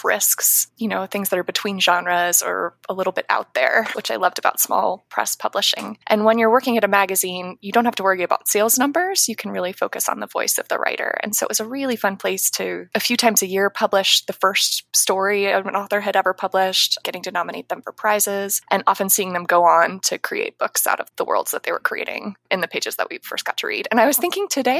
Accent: Ohio, United States; also born or lived in New York City, United States; I moved to Ohio when I was about 9 years old

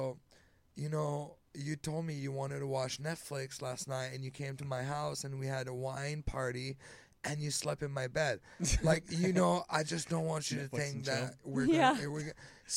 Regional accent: Canada; moved away; I'm from Canada

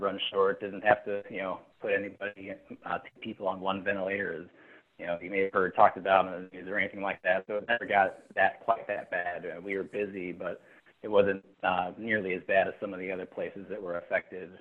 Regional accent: Chicago, Illinois, United States; moved away as an adult; also born or lived in Nashville, Tennessee; I grew up in Chicago, went to med school there with you, obviously at Loyola

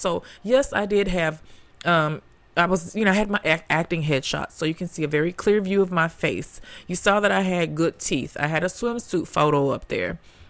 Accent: the South, United States; I'm the big sister of twins. I'm from the South. My parents are still married.

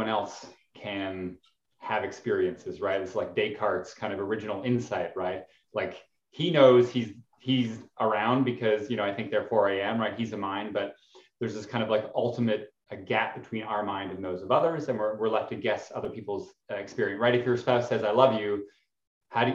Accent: Alberta, Canada; I grew up in Canada, the kind of Texas of Canada, Alberta

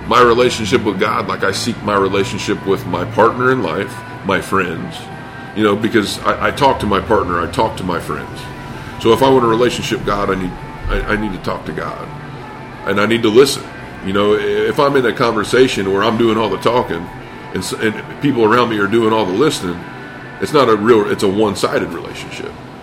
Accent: Indiana, United States; I grew up in the Bible Belt, Indiana

